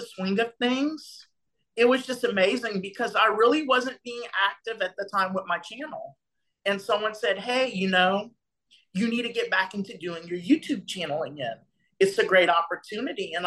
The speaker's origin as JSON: {"language": "English", "town": "Lake Arthur", "region": "Louisiana", "country": "United States", "tie": "born or raised there", "also_born_or_lived": "Houston, Texas", "moved": "as an adult", "said": "I'm from a small town, Lake Arthur, Louisiana, population 4,000 people."}